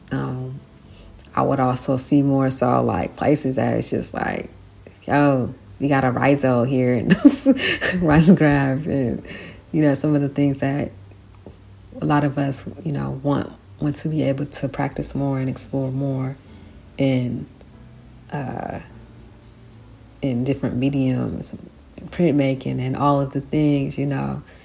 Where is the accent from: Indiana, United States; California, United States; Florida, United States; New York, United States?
California, United States; San Francisco; i grew up in san francisco